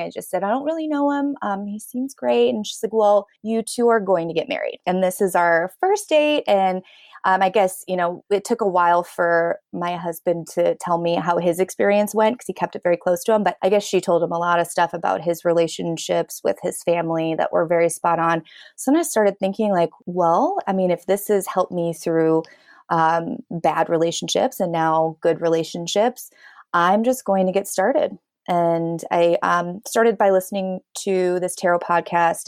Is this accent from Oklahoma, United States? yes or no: no; Chicago, Illinois, United States; I'm born and raised in south suburbs of Chicago